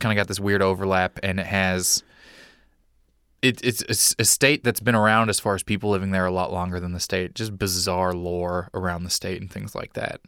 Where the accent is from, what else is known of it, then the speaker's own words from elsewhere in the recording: Lake Tapawingo, Missouri, United States; I grew up in Missouri in a, a, a town called Lake Tapawingo.